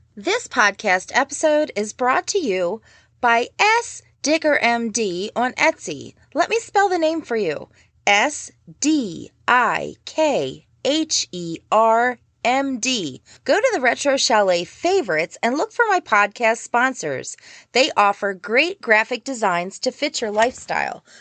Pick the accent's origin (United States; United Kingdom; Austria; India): United States; Baltimore, Maryland; I grew up in Baltimore.